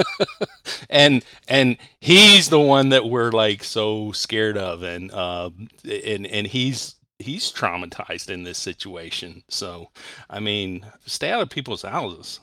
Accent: Texas, United States; now in Ohio, United States; I was born in Texas and grew up in Texas

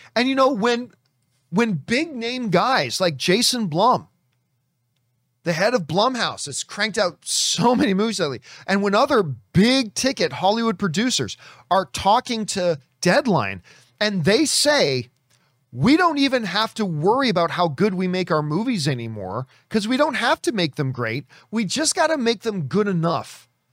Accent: Hamilton, Ontario, Canada; from my hometown

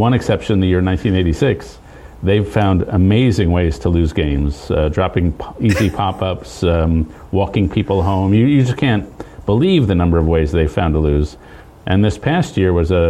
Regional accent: New York City, New York, United States; I grew up in Lower Manhattan

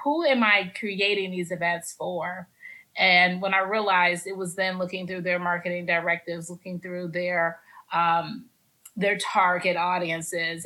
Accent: Los Angeles, California, United States; also born or lived in Oakland; now in Atlanta, United States; I'm from Los Angeles. When I started Black Bourbon Society, I lived in Oakland. I now live in Atlanta.

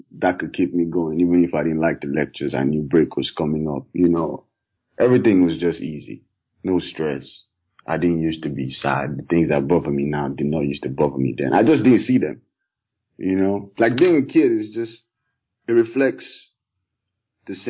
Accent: Calabar, Cross River, Nigeria; now in United Kingdom; I grew up in Nigeria. Typical Nigerian. Primary school was in Calabar

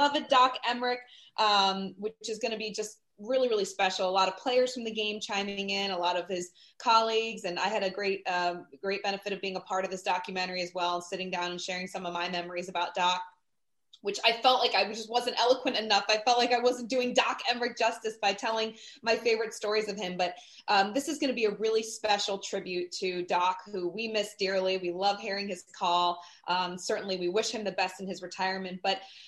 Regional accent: New Jersey, United States; I grew up in New Jersey

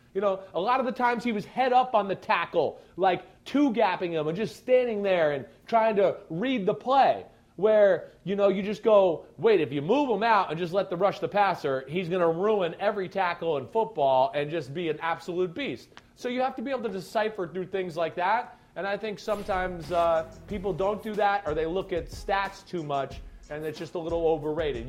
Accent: New Jersey, United States; I'm from New Jersey

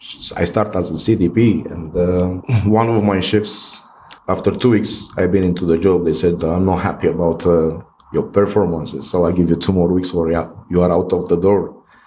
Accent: Bucharest, Romania; English is a second language; moved away as an adult; also born or lived in Italy / France / United Kingdom; now in West Cork, Ireland; I've been born and raised in Romania, in Bucharest, by my mom has Hungarian origins.

